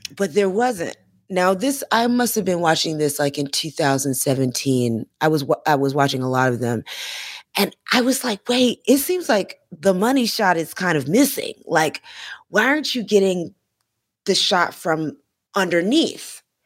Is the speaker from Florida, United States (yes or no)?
yes; Florida, United States; because I'm from Florida